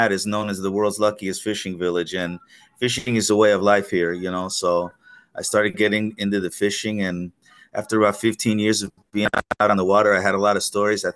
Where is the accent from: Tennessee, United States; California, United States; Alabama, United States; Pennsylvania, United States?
Pennsylvania, United States; moved away as an adult; now in Pensacola, United States; I grew up in Pennsylvania where winters were long and cold